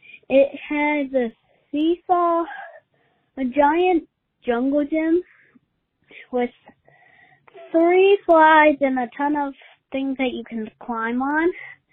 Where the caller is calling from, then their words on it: Pittsburgh, Pennsylvania, United States; I'm from Pittsburgh, Pennsylvania.